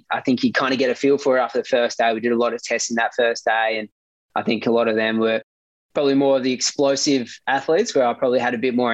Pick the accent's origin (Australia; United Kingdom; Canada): Australia; Gippsland, Victoria; growing up in Gippsland and being 3 hours away from Melbourne